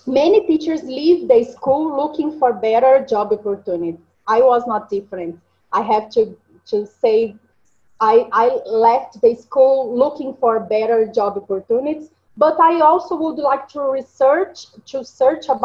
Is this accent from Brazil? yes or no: yes; Minas Gerais, Brazil; English is a second language; moved away as an adult; I was born in the Yellow State, is Minas Gerais state